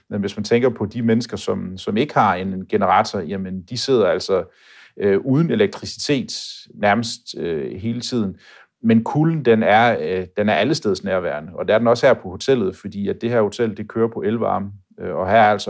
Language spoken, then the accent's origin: Danish; Denmark; Selvfølgelig kan det også blive koldt hjemme i Danmark, men jeg synes bare, at den her kulde, der er hernede, den, øh, den er sådan lidt mere bidskidte.